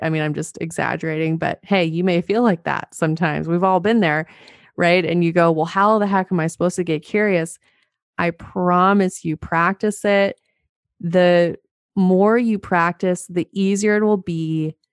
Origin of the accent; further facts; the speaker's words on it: Montana, United States; I'm from Montana.